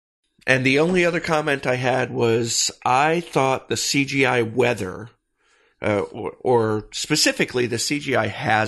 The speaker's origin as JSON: {"language": "English", "region": "Michigan", "country": "United States", "tie": "born or raised there", "said": "You know, I grew up in Michigan and we had lakes, you know, so packed so tightly around us, you couldn't throw a stone without hitting one."}